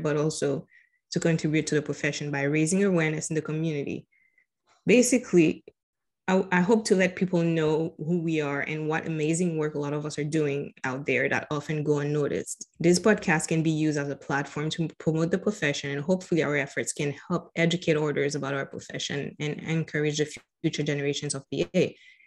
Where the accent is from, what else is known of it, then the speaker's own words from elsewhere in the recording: Haiti; moved away as an adult; now in Florida, United States; I am originally from Haiti. I was born and raised in Haiti. I moved to Florida in about 14 years ago